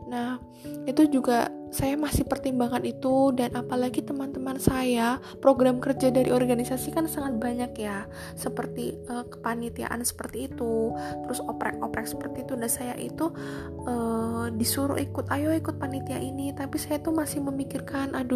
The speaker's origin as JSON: {"language": "Indonesian", "town": "Purbalingga", "region": "Central Java", "country": "Indonesia", "tie": "born or raised there", "lives_now": "Semarang, Indonesia", "said": "di Semarang saya kan merantau saya kan asli Purbalingga"}